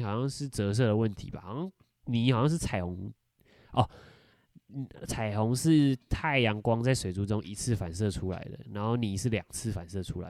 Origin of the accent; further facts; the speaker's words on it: Taichung, Taiwan; accent: Taichung seaside accent (海口音); 我们台中海鲜会有什么海口音哦